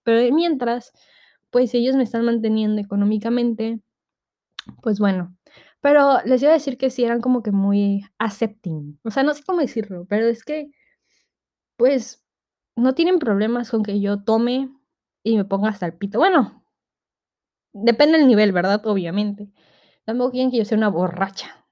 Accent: Tabasco, Mexico; yo soy de Tabasco

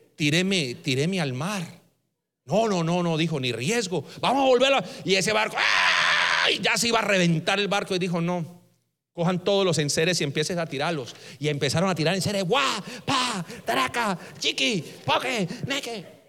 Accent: Colombia; Así decimos en Colombia

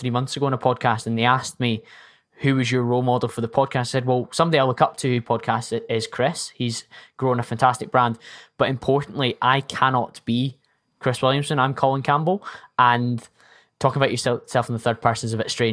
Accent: Scotland, United Kingdom; I'm Scottish

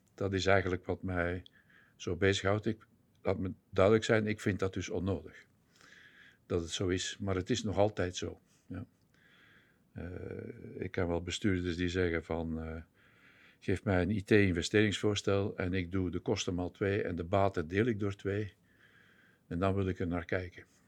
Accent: Belgium; moved away as an adult; also born or lived in Netherlands; ik kom oorspronkelijk uit België, zoals jullie ongetwijfeld zullen horen in de podcast

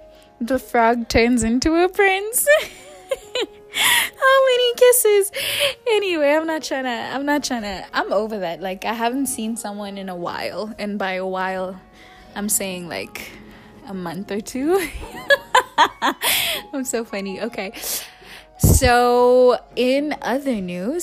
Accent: South Africa; We're South African. We're South African

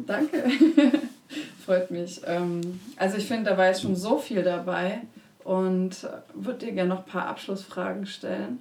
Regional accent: Konstanz, Baden-Württemberg, Germany; Ich bin ja an der Schweizer Grenze groß geworden, Konstanz am Bodensee

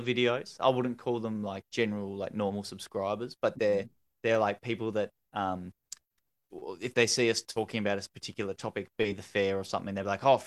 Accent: Tasmania, Australia; I'm from Tasmania

